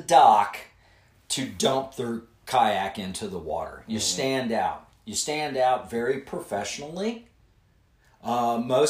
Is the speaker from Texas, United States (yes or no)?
no; Cherry Grove, Ohio, United States; I grew up in Cherry Grove, which is just about a mile down from Anderson